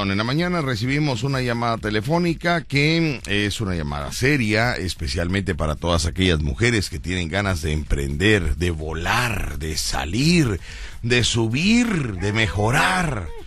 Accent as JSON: {"language": "Spanish", "region": "Veracruz", "country": "Mexico", "lives_now": "United States", "said": "a mí y a otras personas más que, somos del estado de Veracruz y que buscamos la compañía veracruzana."}